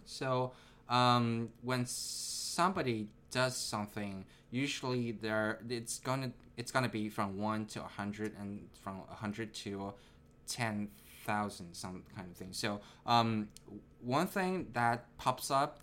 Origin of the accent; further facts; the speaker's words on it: Nanjing, Jiangsu, China; moved away as an adult; also born or lived in Shanghai, China / Japan / Tokyo, Japan; now in California, United States; I was born in Shanghai, but I was raised in Nanjing. So uh, I, I stayed most of my time in Nanjing.